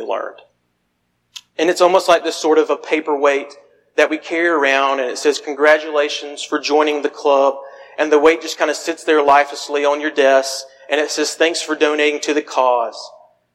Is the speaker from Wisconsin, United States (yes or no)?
no; Phenix City, Alabama, United States; moved away; I'm originally from Phoenix City and at the Church of Christ there.